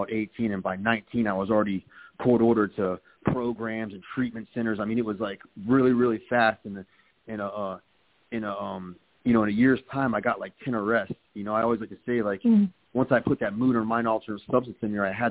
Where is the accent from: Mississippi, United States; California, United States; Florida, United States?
Florida, United States; Palm Beach County; also born or lived in Jacksonville, Florida; I was born in Jacksonville, Florida, but I was raised right here in Palm Beach County.